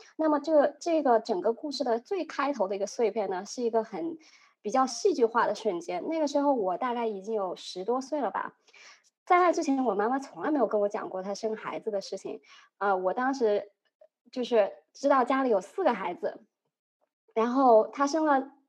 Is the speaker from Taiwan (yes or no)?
no; a small town in central China, China; now in United States; 我来自于中国中部的一个非常小的小镇